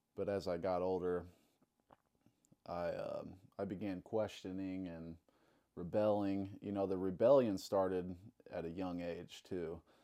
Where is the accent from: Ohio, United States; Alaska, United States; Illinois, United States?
Illinois, United States; Alton; also born or lived in Saint Charles; I grew up in Alton, Illinois. Uh, been living in Alton all my life, pretty much